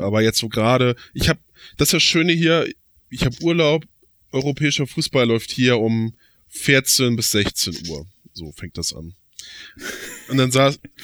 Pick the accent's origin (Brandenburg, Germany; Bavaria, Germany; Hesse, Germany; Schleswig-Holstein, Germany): Schleswig-Holstein, Germany; Flensburg; als gebürtiger Flensburger